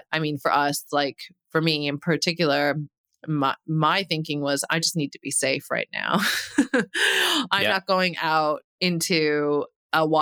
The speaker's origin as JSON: {"language": "English", "country": "Canada", "moved": "as an adult", "lives_now": "Middle East", "said": "as a Canadian who's lived in the Middle East for 11 years"}